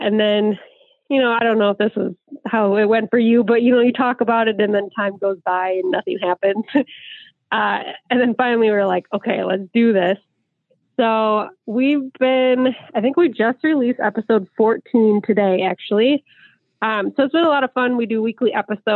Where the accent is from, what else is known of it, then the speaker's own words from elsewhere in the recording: Southwest Wisconsin, United States; from Wisconsin, Southwest Wisconsin